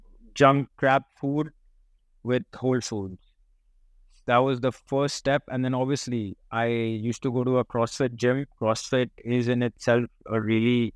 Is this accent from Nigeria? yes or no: no; Kolkata, West Bengal, India; moved away as an adult; also born or lived in United States; I was born in Calcutta.